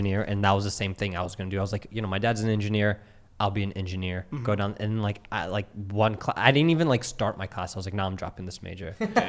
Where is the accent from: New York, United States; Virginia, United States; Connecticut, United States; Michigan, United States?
Virginia, United States; Centreville; I was like 703 Virginia. I was like, because I'm from Virginia. I grew up in like Centerville.